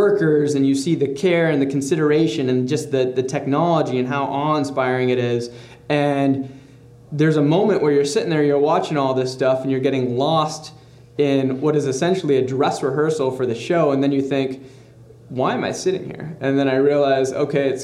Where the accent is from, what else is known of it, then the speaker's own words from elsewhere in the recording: Grand Rapids, Michigan, United States; moved away as an adult; also born or lived in Stanford; now in Los Angeles, United States; growing up in Michigan. That's right. Grand Rapids, Michigan